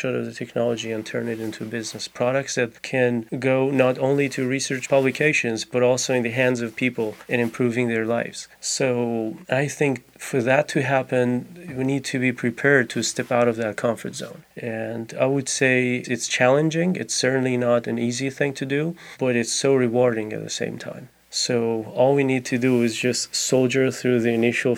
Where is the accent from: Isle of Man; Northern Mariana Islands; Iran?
Iran; moved away as an adult; now in Gainesville, United States; I grew up in Iran, I came to the U.S. about 11 years ago.